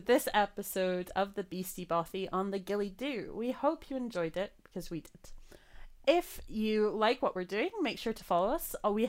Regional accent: United States; now in Scotland, United Kingdom; I was raised in America

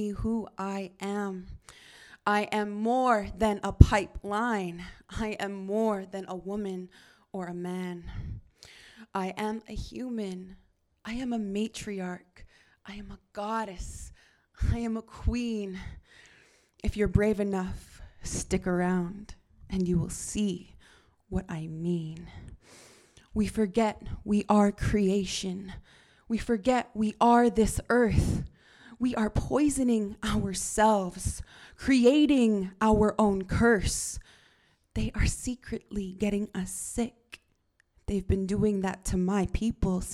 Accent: Northern Alberta, Canada; moved away; I'm not actually from BC. I'm from Northern Alberta, which is just a province away.

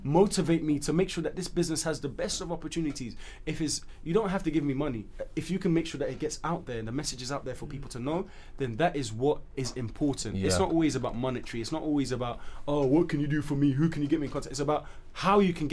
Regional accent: England, United Kingdom; If I'm from Sierra Leone, regardless of me being born in England, I'm still a Sierra Leonean

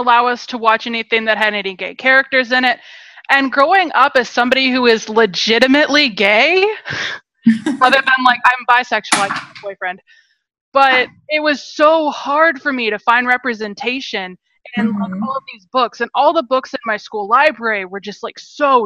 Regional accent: Seattle, Washington, United States; also born or lived in Rock Hill, South Carolina; now in San Francisco, United States; I grew up in Seattle

